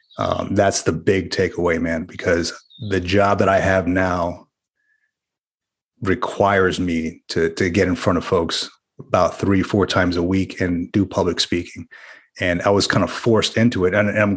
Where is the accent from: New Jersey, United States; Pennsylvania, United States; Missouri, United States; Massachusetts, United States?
New Jersey, United States; also born or lived in Central Florida; Well, I'll tell you, man, I grew up in Jersey and a little bit in Florida, Central Florida.